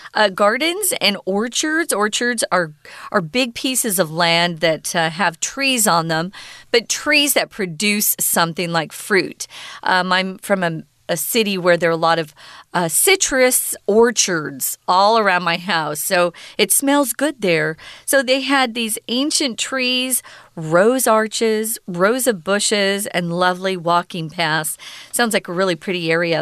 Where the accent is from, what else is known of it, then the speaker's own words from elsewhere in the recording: Arizona, United States; now in Taiwan; I'm from Arizona, even to have a cloud in the sky, we think that's so cool because we hardly ever have clouds.